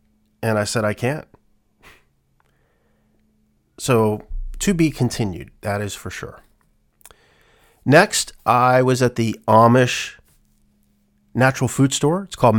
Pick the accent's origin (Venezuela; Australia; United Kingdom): United Kingdom; England; Like, we're, as English people, we're used to it.